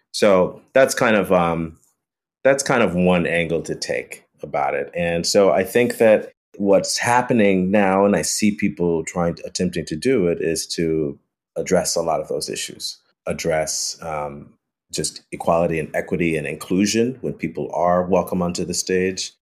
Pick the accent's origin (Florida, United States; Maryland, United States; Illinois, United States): Illinois, United States; Chicago; growing up in Chicago